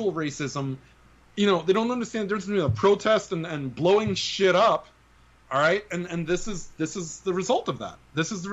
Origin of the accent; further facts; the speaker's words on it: New York City, New York, United States; I grew up in the Bronx, and it was very diverse